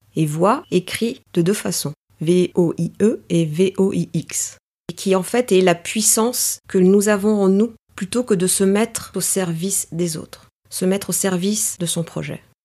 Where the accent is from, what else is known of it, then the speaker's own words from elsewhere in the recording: Paris, Île-de-France, France; first language Greek; French is a second language; je suis née euh, à Paris. Je dirais que je suis une euh, grecque parisienne ou une parisienne grecque